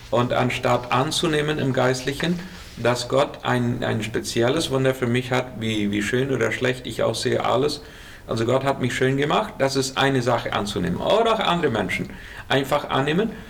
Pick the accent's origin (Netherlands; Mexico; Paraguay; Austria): Paraguay; Colonia Menno, Boquerón; now in Asunción, Paraguay; Ich komme aus Kolonie Merno ursprünglich und eine lange Zeit auf Kilometer 81 gewesen.